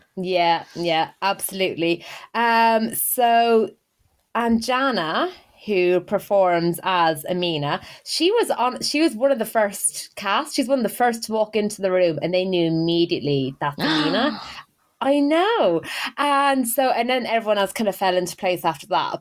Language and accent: English; Ireland; accent: Irish; now in United Kingdom